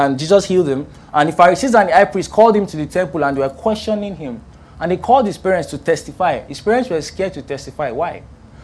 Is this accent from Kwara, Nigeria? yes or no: yes; Ilorin, Kwara, Nigeria; now in Lagos, Nigeria; I grew up in Ilorin, and Ilorin is like in the north central part of Nigeria